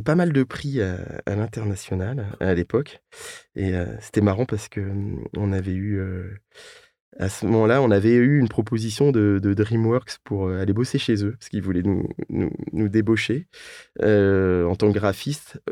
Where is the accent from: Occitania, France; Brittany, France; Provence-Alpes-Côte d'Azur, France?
Brittany, France; Rennes; je viens de, de Rennes.